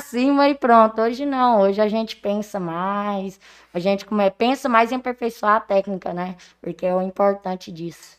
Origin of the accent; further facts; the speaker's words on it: Porangatu, Goiás, Brazil; tenho 23 anos, sou natural daqui de Porangatu